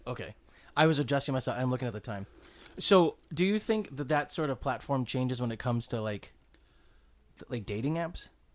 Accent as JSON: {"language": "English", "region": "Southern California", "country": "United States", "said": "I'm from Southern California"}